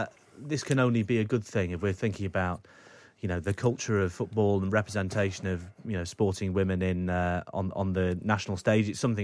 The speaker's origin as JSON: {"language": "English", "town": "Southport", "region": "North West England", "country": "United Kingdom", "tie": "born or raised there", "said": "Allow me to make a representation for Southport, my hometown."}